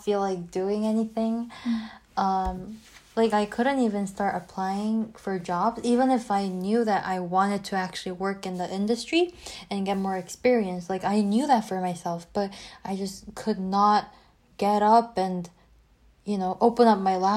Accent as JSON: {"language": "English", "region": "Seoul", "country": "South Korea", "tie": "born or raised there", "also_born_or_lived": "Abu Dhabi", "moved": "as an adult", "said": "my hometown, Seoul"}